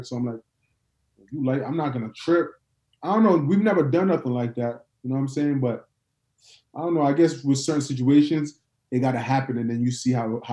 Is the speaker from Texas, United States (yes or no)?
no; New York, United States; now in Atlanta, United States; I'm from New York